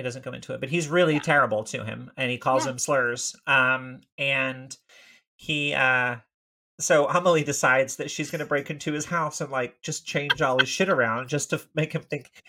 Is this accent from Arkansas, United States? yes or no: no; Tennessee, United States; my hometown in Tennessee